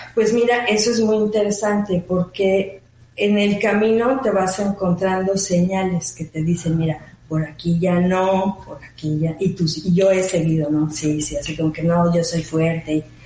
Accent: Mexico City, Mexico; moved away as an adult; also born or lived in Switzerland; now in Mérida, Mexico; yo soy mexicana. Correcto. Originalmente de la Ciudad de México

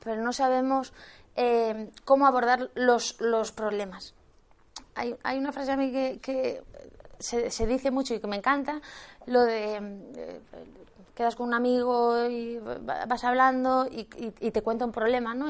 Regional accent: Galicia, Spain; yo soy gallega, seguro que ya me lo habéis notado

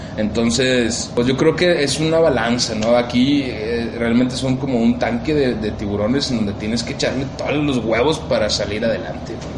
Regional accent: Monterrey, Nuevo León, Mexico; Monterrey tiene cosas bien chidas, tenemos cosas muy propias

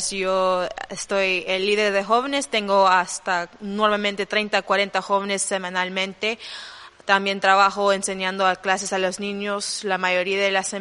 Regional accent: Honduras; born there; Spanish is a second language; Bueno, yo nací en Honduras, pero me tomó mucho tiempo para entender um, el español

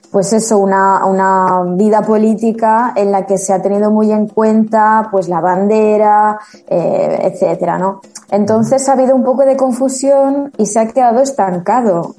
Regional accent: Spain; apetece estar constantemente diciendo soy española, soy española, soy española, porque no, lo veo necesario.

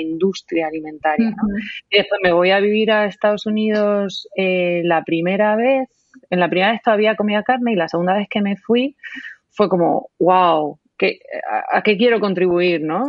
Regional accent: Spain; moved away as an adult; Yo estoy en, ahora mismo en mi tierra, que es la tierra del ibérico por excelencia en España, te podrás imaginar cómo ha sido mi, infancia

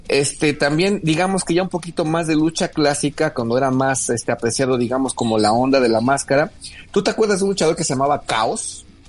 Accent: Mexico; nuestro país

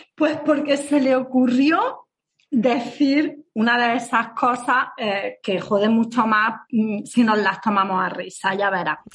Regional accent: Granada, Andalusia, Spain; accent: Granada; con acento de Granada

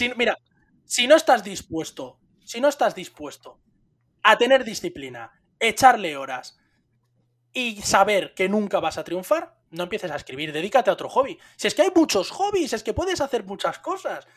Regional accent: Spain; los españoles somos gente bendecida y maldita

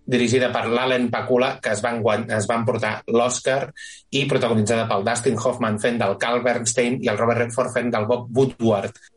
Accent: Catalonia, Spain; Soc molt català, jo.

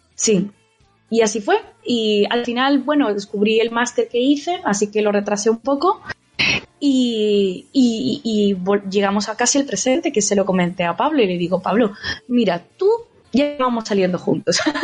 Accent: Andalusia, Spain; moved away as an adult; now in Japan; nosotros además siendo andaluces

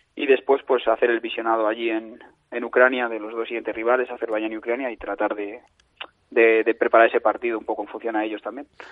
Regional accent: Castile and León, Spain; soy el seleccionador de Castilla y León y soy de Castilla y León

